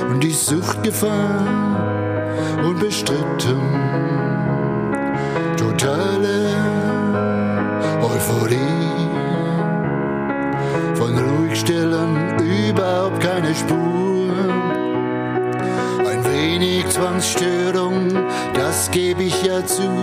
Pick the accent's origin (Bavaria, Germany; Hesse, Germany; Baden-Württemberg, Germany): Baden-Württemberg, Germany; Freiburg; ich bin 1951 in Freiburg geboren, wohne jetzt allerdings ein bisschen außerhalb von Freiburg, ein kleines bisschen in die nördliche Richtung, bin aber noch Freiburger